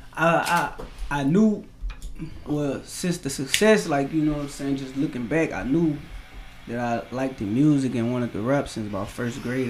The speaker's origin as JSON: {"language": "English", "town": "Baton Rouge", "region": "Louisiana", "country": "United States", "tie": "born or raised there", "said": "growing up in Baton Rouge"}